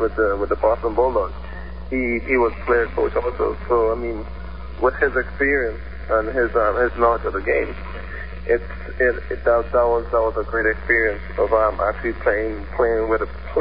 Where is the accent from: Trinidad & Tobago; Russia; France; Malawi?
Trinidad & Tobago; moved away; growing up in the Caribbean, like down south, we tend to play a lot of different sports